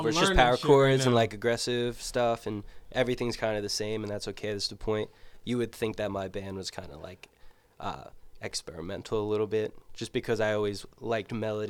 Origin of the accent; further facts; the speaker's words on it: Middletown, New Jersey, United States; I'm from Middletown, New Jersey.